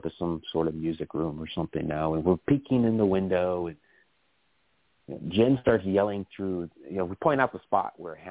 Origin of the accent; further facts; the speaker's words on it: Massachusetts, United States; We grew up together in Massachusetts. We were in first grade together.